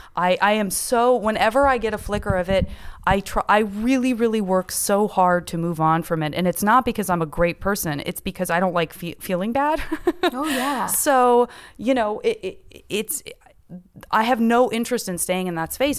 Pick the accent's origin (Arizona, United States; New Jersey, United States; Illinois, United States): Arizona, United States; Tucson; I'm from Tucson, Arizona. You're not up close and personal to a ton of huge successes in any kind of like big times, big city sort of way. It's a very gentle city to grow up